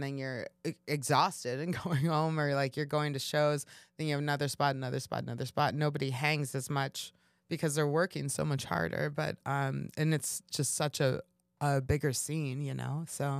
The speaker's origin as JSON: {"language": "English", "town": "Kansas City", "region": "Missouri", "country": "United States", "tie": "born or raised there", "said": "You know, I grew up in Kansas City. And so it's kind of like the same vibe a little bit."}